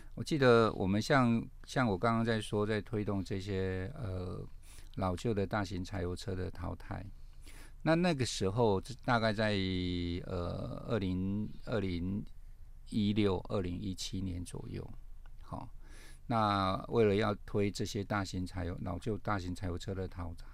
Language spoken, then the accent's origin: Chinese; Kaohsiung, Taiwan; moved away; 其实我老家在高雄啦哦。，比较靠近屏东啊